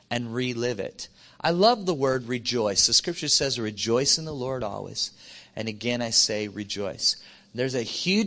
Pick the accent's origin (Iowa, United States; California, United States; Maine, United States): Iowa, United States; I grew up in Iowa, and so I grew up a long way from the ocean.